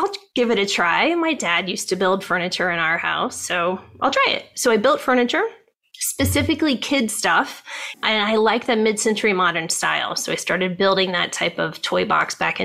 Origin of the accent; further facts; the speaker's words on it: Ohio, United States; moved away as an adult; now in California, United States; I grew up in Ohio